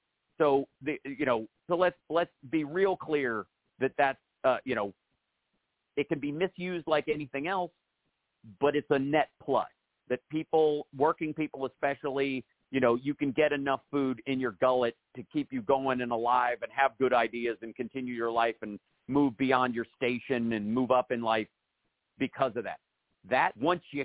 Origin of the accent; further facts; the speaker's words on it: Kentucky, United States; I grew up in Kentucky.